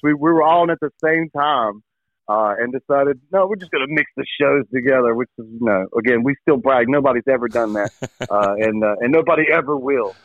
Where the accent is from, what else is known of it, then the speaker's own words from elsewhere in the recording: Vanceboro, North Carolina, United States; I am from Vanceboro, where outdoors stuff is